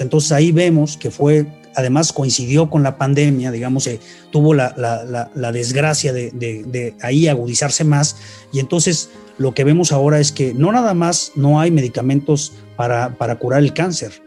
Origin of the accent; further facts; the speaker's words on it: Mexico; en mi país